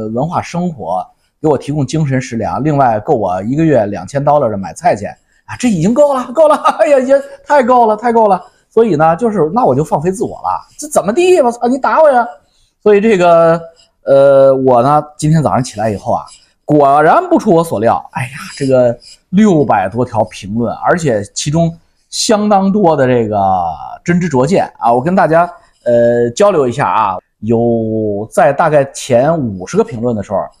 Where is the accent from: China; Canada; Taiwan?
Canada; 你是北京的，我是加拿大的